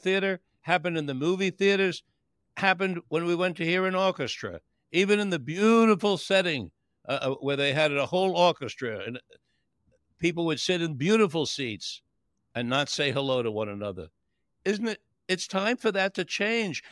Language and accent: English; New York City, New York, United States; I grew up in Manhattan